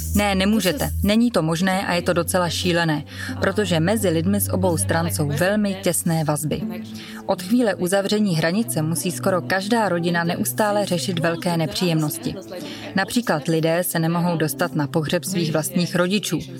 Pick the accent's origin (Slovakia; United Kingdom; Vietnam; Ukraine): Ukraine; Donetsk, Donetsk Oblast; moved away; Doněck, já tu mluvím hlavně o něm, protože to je město, odkud pocházím